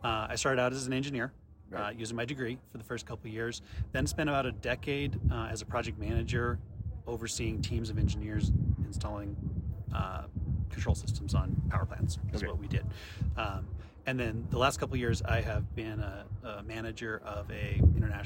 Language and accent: English; Nevada, United States; moved away as an adult; also born or lived in Colorado; now in Estes Park, United States; I grew up in Nevada, but came to Colorado actually to get my master's degree